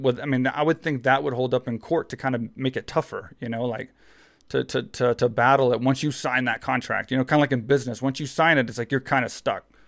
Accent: Texas, United States; growing up in Texas, small town Texas

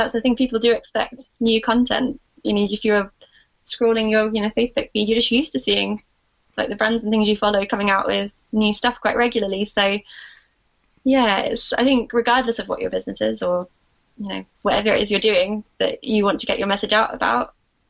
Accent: Scotland, United Kingdom; also born or lived in Sheffield; I always feel like a bit of a fraud because I don't have the accent, but I was born in Scotland and lived here most of my life. I only moved down to Sheffield in 2014.

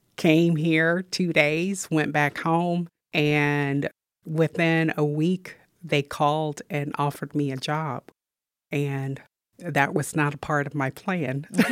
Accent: Missouri, United States; moved away as an adult; also born or lived in Ithaca, New York; Missouri is my home state

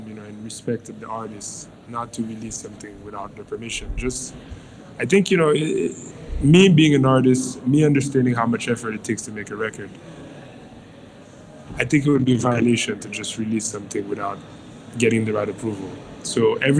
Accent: Haiti; growing up in Haiti, which is an island in the middle

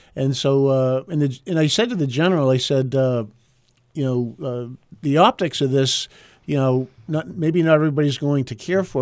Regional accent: Groveton, New Hampshire, United States; I'm from Groveton up north

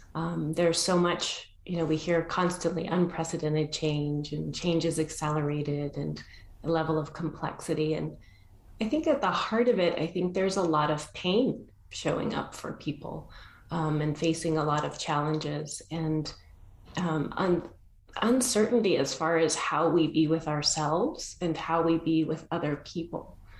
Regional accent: Argentina; I was born in Argentina

